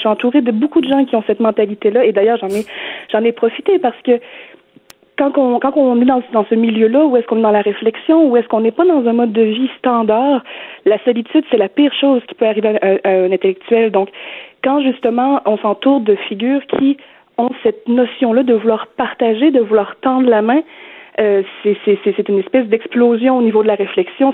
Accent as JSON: {"language": "French", "area": "Beauce", "region": "Quebec", "country": "Canada", "moved": "yes", "lives_now": "Montreal, Canada", "said": "J'habite à Montréal, mais moi, je suis Beauceronne"}